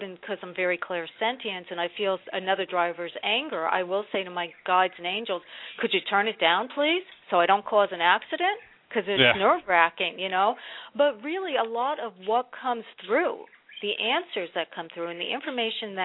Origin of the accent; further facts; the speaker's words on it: New Jersey, United States; now in North Carolina, United States; I'm originally from Jersey, and I live in North Carolina now